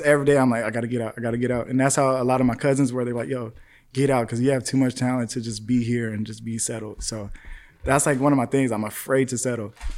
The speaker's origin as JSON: {"language": "English", "town": "Palmdale", "region": "California", "country": "United States", "tie": "born or raised there", "lives_now": "North Hollywood, United States", "said": "growing up in Palmdale, bro, it was just, like, not much out there."}